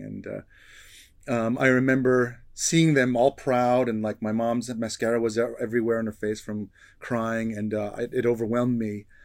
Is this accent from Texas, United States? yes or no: no; New York, United States; I grew up in New York